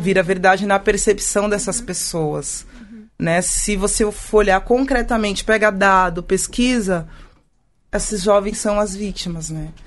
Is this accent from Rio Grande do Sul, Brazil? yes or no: no; São Paulo, Brazil; eu sou de São Paulo, né? Meus pais são de São Paulo